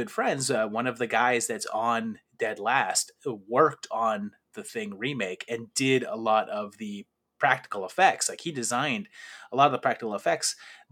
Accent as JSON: {"language": "English", "town": "Pittsburgh", "region": "Pennsylvania", "country": "United States", "tie": "born or raised there", "said": "I grew up in Pittsburgh"}